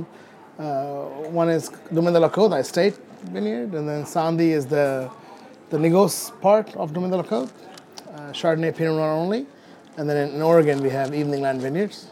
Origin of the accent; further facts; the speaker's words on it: India; also born or lived in England; now in California, United States; Growing up in India and then spending time in England